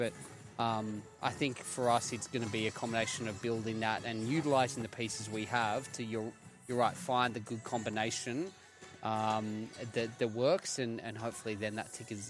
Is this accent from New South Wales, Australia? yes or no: yes; Sydney, New South Wales, Australia; moved away as an adult; also born or lived in Memphis, United States; So I'm from Sydney originally